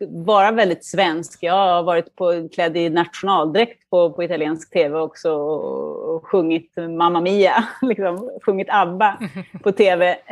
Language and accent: Swedish; Duvnäs, Stockholm County, Sweden; now in Milan, Italy; jag växte upp i, i Duvnäs då och cyklade till skolan